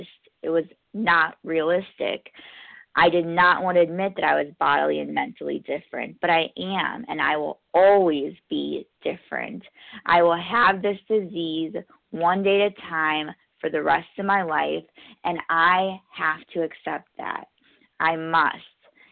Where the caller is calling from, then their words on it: New York, United States; I'm calling in from New York, a gratefully recovered compulsive overeater.